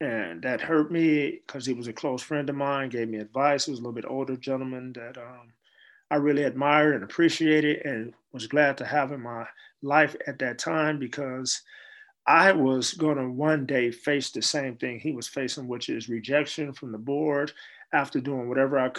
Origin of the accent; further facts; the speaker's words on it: San Francisco, California, United States; also born or lived in Chicago, Illinois; as a child growing up in San Francisco